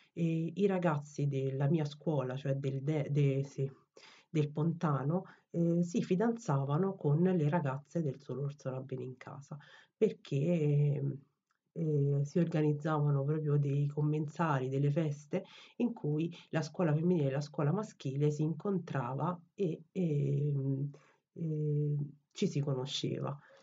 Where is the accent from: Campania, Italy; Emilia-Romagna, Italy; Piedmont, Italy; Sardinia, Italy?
Campania, Italy; Naples; now in Rome, Italy; io sono napoletana, secondo me oggi più che mai si sente